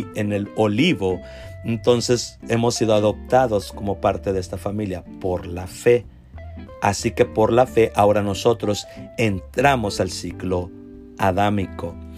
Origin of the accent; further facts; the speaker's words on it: Mission, Texas, United States; Yo soy de Texas, aquí de Mission, del Valle de Texas, de la ciudad de Mission